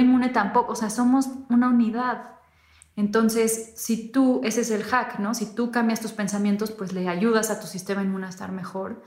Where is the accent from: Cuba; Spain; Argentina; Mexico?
Mexico